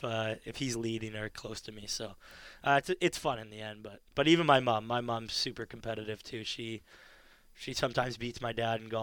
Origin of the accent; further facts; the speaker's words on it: Ladner, British Columbia, Canada; Especially my hometown, Ladner, they produce some really good lacrosse players.